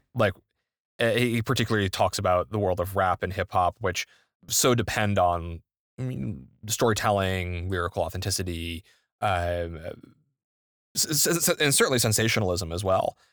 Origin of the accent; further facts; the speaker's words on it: New England, United States; I grew up in New England